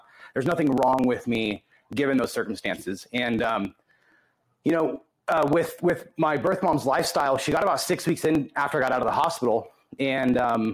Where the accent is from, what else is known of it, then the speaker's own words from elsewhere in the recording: Hemet, California, United States; I grew up in a little town outside of Los Angeles County, outside of Orange County and Riverside County, but the town was called Hemet.